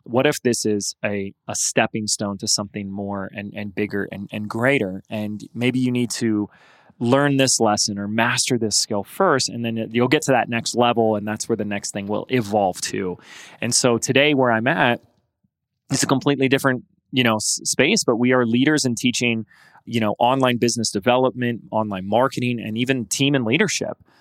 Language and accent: English; Laguna Beach, California, United States; Laguna Beach, my hometown, California